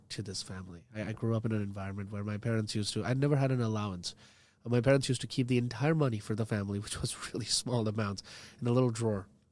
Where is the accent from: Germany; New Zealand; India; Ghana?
India; now as an Indian